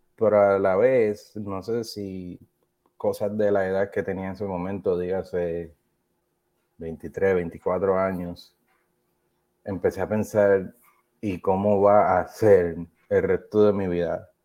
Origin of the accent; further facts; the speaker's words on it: Trujillo Alto, Puerto Rico; moved away as an adult; also born or lived in South Carolina / Hawaii; now in Kentucky, United States; me crié y crecí entre la ciudad y el campo, de donde yo soy natural, soy de Trujillo Alto